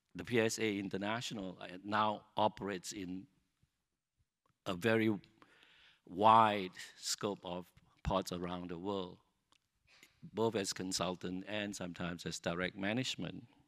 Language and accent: English; Singapore; Singapore and being Singaporean become something we could invest ourself, become something that is our own